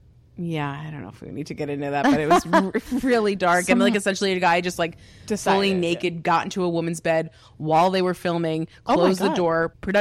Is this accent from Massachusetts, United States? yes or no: yes; Cape Cod, Massachusetts, United States; I'm from Cape Cod, originally, actually, year-round, not summering.